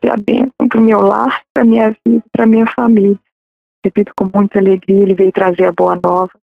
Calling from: Contagem, Minas Gerais, Brazil; sou de Contagem, Gerais

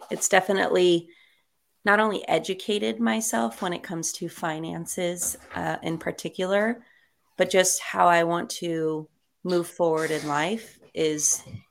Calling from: Long Beach, California, United States; I am located in Long Beach, California.

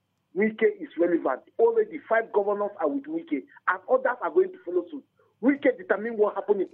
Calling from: Bukuru, Plateau, Nigeria; I'm calling from Bukuru.

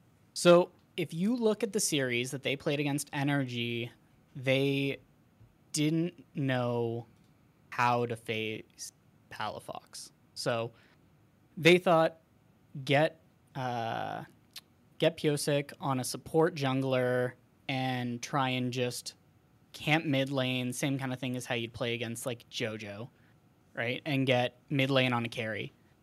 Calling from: Ontario, Canada; Yeah, calling from Ontario, Canada.

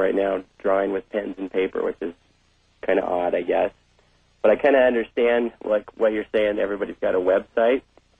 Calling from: San Diego, California, United States; I'm calling from San Diego.

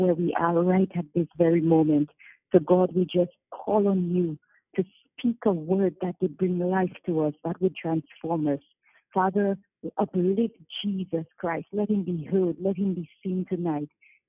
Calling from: St. Lucia; I'm calling from St. Lucia

